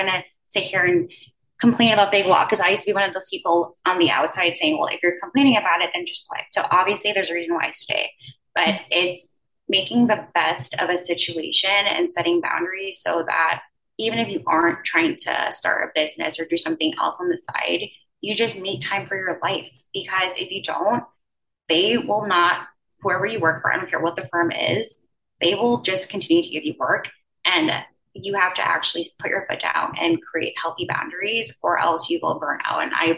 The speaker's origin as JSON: {"language": "English", "country": "U.S. Virgin Islands", "lives_now": "Manhattan, United States", "said": "And I'm originally from the Virgin Islands. So I went from one island to another, I guess."}